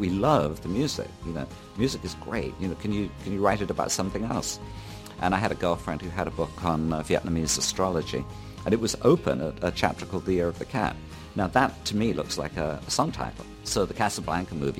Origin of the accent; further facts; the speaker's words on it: Bournemouth, South West England, United Kingdom; moved away; also born or lived in London; I was in about 5 local bands in my hometown of Bournemouth